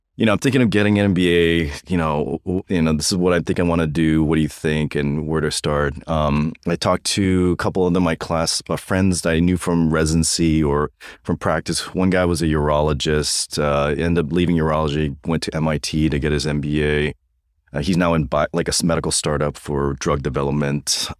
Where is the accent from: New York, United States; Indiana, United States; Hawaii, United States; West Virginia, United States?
Hawaii, United States; moved away as an adult; also born or lived in North Carolina / Santa Monica; now in Loma Linda, United States; born and raised in Hawaii